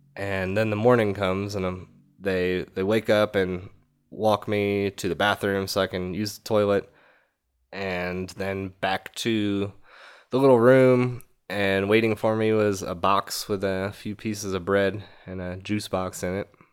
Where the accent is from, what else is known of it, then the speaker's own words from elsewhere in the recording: New York, United States; I'm from fucking New York, man